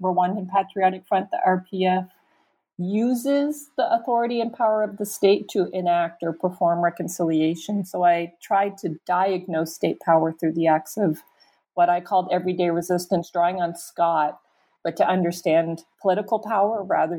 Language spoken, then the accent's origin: English; Canada; moved away as an adult; also born or lived in upstate New York, United States; now in United States; I'm a Canadian. Never in my wildest dreams did I imagine I'd be living in America